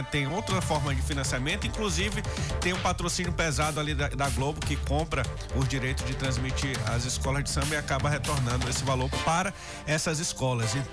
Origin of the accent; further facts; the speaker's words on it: Maranhão, Brazil; born there; A minha? Ah. Nasci na Madre Deus.